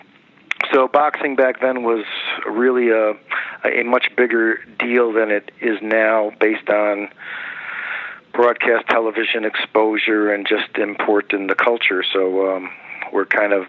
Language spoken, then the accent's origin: English; Schiller Park, Illinois, United States; I grew up in Schiller Park, Illinois, which is a suburb of Chicago